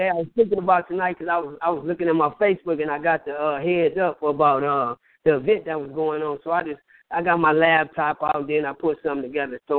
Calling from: Flint, Michigan, United States; I'm from uh, Flint, Michigan.

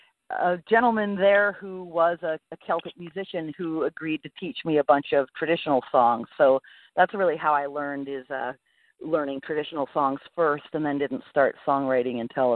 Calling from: Anna Maria Island, Florida, United States; I am right now calling from the Anna Maria Island in Florida.

